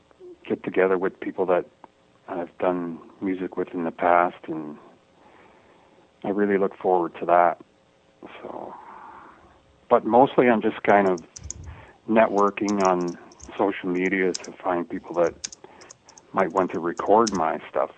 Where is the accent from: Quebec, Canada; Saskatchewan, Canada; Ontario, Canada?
Ontario, Canada; Toronto; Toronto, Ontario, Canada. Born and raised.